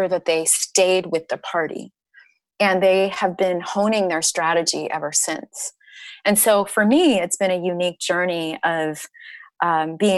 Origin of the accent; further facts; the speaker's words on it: Nebraska, United States; when I was a kid, I grew up in Nebraska.